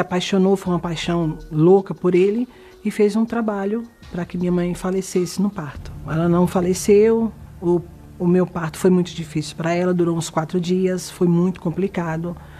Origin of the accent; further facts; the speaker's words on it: Caruaru, Pernambuco, Brazil; eu sou do Caruaru, Pernambuco